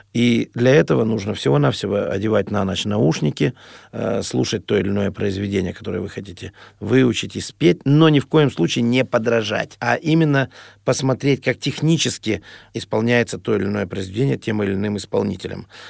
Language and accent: Russian; Urals, Russia; moved away; Я простой мальчишка с Урала, никогда не был за границей.